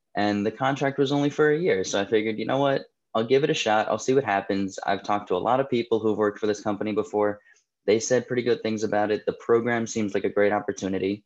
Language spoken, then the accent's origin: English; New Jersey, United States; moved away as an adult; also born or lived in Delaware; now in Boston, United States; I'm originally from New Jersey, um, born and raised